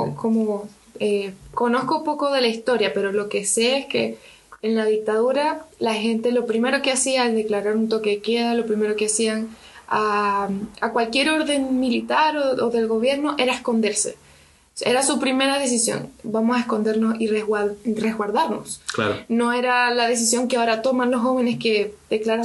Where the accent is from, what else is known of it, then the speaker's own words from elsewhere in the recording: Venezuela; now in Chile; la generación que huyó de Venezuela